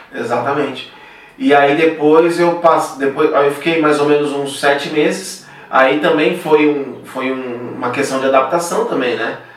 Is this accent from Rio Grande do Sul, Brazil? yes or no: no; São Paulo, Brazil; also born or lived in São José do Rio Preto; Eu saí de São Paulo